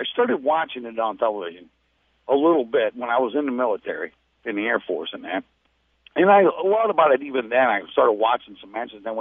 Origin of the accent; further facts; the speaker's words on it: St. Louis, Missouri, United States; I'm from St. Louis.